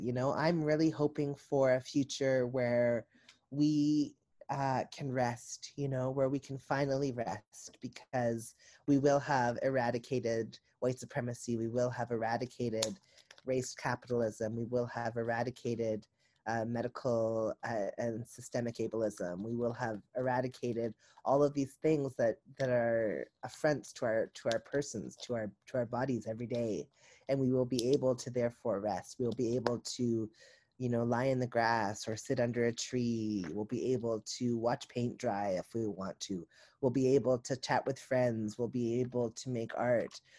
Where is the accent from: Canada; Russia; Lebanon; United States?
United States; the South; I'm from the South